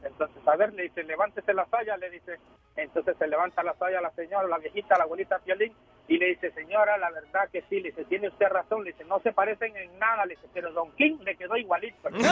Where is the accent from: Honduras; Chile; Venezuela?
Honduras; now in Florida, United States; yo soy hondureño.